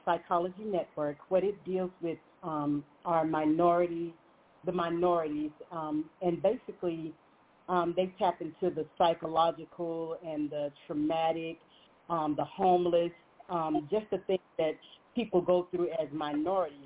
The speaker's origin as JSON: {"language": "English", "town": "Montgomery", "region": "Alabama", "country": "United States", "tie": "born or raised there", "said": "I'm hailing from Montgomery, Alabama, born here originally"}